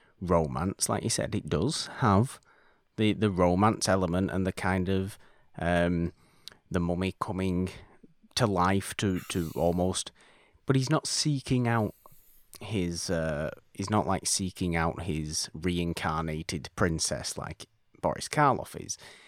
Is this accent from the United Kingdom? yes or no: yes; United Kingdom; Aren't we evil as British people know? Yes, we are.